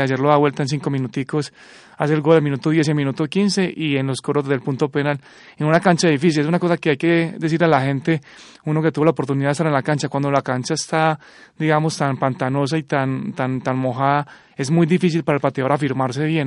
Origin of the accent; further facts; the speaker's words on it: Antioquia, Colombia; uno como antioqueño